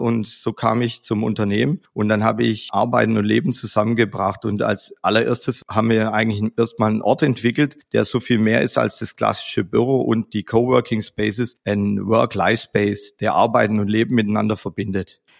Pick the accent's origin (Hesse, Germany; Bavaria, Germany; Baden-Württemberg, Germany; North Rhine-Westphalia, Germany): Baden-Württemberg, Germany; Stuttgart; in unserer Heimat in Stuttgart, wie man an meinem Dialekt ja hören kann